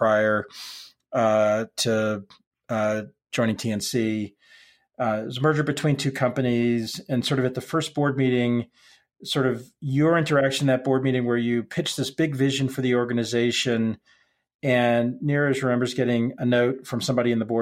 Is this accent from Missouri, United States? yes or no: no; Dallas, Texas, United States; moved away; also born or lived in Colorado; I grew up in Dallas.